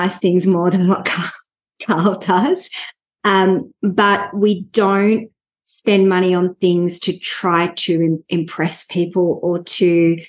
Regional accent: Melbourne, Victoria, Australia; also born or lived in Sydney; I'm from Melbourne

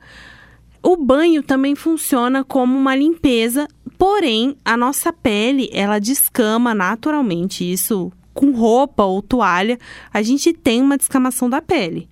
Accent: Londrina, Paraná, Brazil; Sou de Londrina

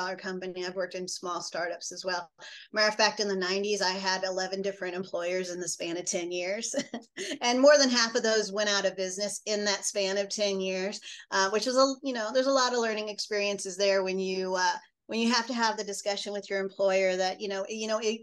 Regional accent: Midwest, United States; as a Midwesterner

